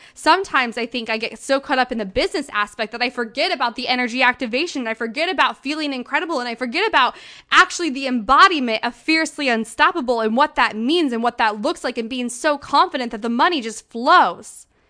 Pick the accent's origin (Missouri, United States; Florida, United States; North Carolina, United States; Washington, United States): Missouri, United States; St. Louis; now in Denver, United States; my hometown